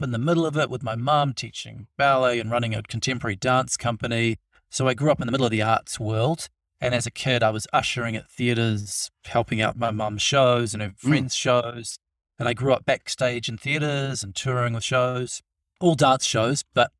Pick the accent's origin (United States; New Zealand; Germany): New Zealand; Wellington; And I'm from Wellington, which is a really cool little city in New Zealand